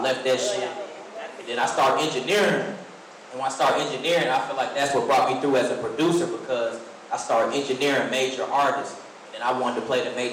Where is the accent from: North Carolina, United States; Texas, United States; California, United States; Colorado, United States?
North Carolina, United States; Fayetteville; moved away as an adult; now in Atlanta, United States; I came out here from Fayetteville, North Carolina